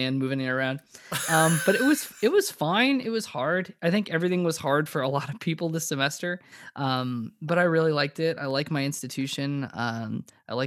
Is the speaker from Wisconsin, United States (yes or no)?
no; Nashua, New Hampshire, United States; moved away as an adult; But now I'm in my hometown, Nashua, New Hampshire, where I grew up. So I haven't lived here since I was 18